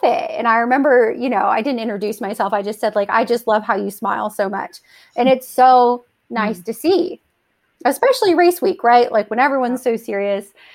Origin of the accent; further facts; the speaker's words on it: Ohio, United States; We're both from Ohio